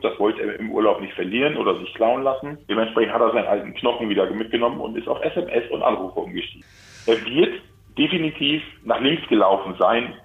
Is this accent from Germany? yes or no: yes; Germany; ich als Deutscher